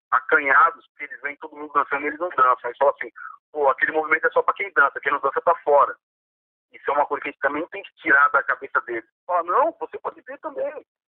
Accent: São Paulo, Brazil; da Zona Sul, onde eu nasci aqui

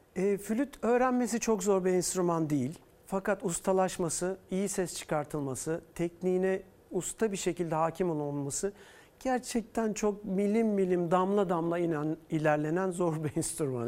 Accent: Istanbul, Turkey; also born or lived in Mannheim, Germany / Brussels, Belgium; Ben İstanbul'duyum. Annem e, İzmirli, babam Eskişehirli. Ben İstanbul doğumluyum

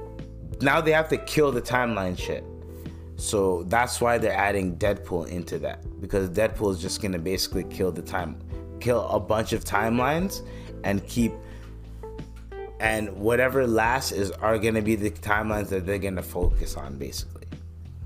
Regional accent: Canada; I'm Canadian

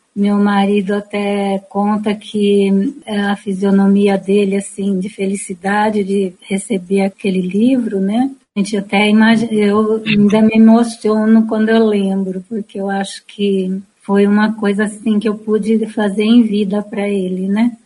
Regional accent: Piracicaba, São Paulo, Brazil; Eu sou aqui de Piracicaba

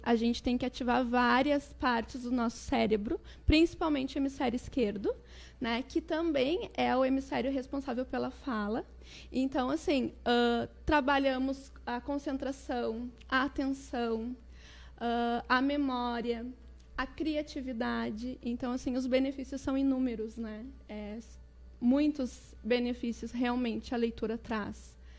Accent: Porto Alegre, Rio Grande do Sul, Brazil; nasci em Porto Alegre

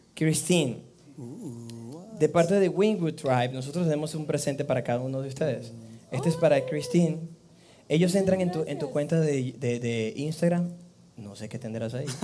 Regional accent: Amazonas, Venezuela; also born or lived in Maracay, Venezuela; now in Miami, United States; nací en Maracay, pero soy de Amazonas. Ah, pero, pero es interesante porque, claro, yo viví en Amazonas

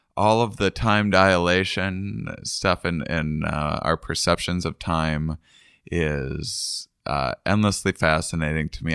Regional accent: Wisconsin, United States; moved away; I'm from Wisconsin originally, and I always, uh, small, uh, smallish town in Wisconsin

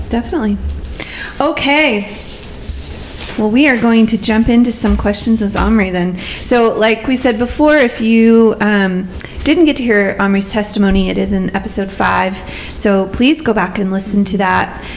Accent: Texas, United States; I'm from Texas

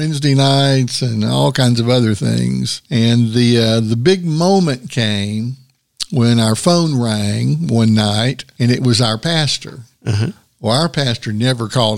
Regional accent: Chattanooga, Tennessee, United States; I was born in Chattanooga, Tennessee, as an only child

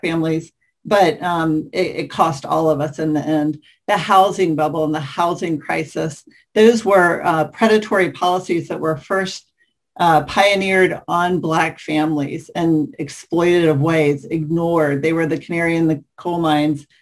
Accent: the South, United States; as a white person growing up in the South

